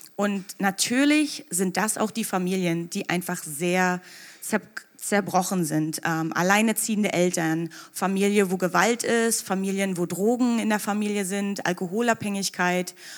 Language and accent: German; Anklam, Mecklenburg-Vorpommern, Germany; moved away as an adult; also born or lived in Magdeburg / New York; ich bin geboren und aufgewachsen in Mecklenburg-Vorpommern, ähm, genau gesagt in Antlam